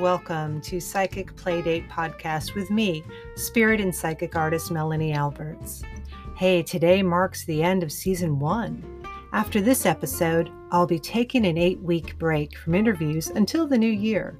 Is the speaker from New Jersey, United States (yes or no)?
no; Austin, Texas, United States; my hometown of Austin, Texas